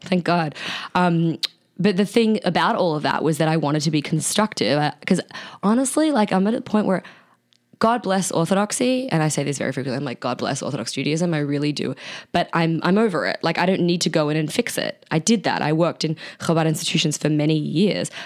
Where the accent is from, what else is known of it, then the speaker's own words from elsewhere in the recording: Australia; accent: Australian; my Australian accent